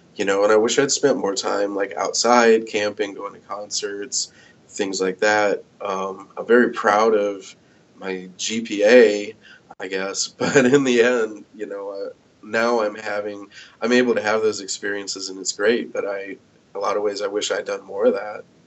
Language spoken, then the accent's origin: English; United States; now in Iowa City, United States; grew up in my hometown in the Quad Cities